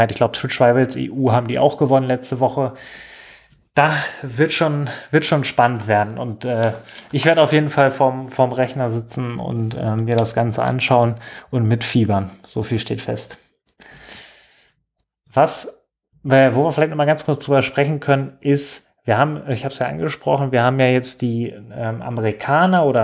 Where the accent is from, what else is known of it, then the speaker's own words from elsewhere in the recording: Germany; wir als Deutsche, die daran teilnehmen, ähm, eine, eine reelle Chance haben